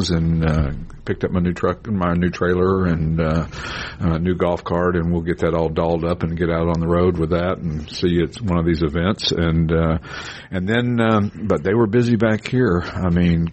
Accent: East Tennessee, United States; Where I grew up in East Tennessee

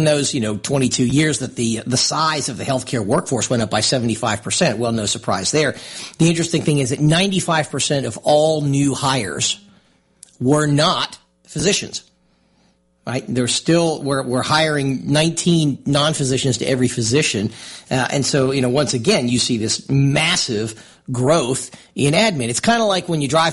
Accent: Lehigh Valley, Pennsylvania, United States; moved away; where I grew up in Lehigh Valley in Pennsylvania

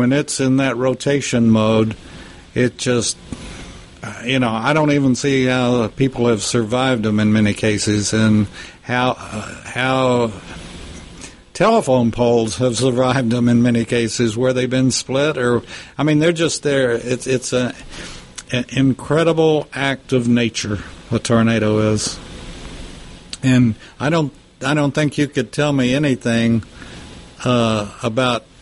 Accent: Lubbock, Texas, United States; my hometown of Lubbock

